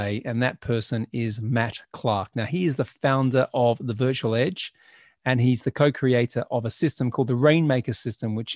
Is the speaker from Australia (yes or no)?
yes; Australia; now in United Kingdom; I grew up in Australia